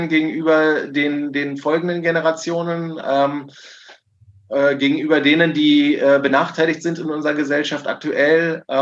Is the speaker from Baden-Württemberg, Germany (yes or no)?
no; Berlin, Germany; ich habe letztens gerade gelesen in Berlin, äh, äh, hier in der Stadt, wo wir aktiv sind und wo ich herkomme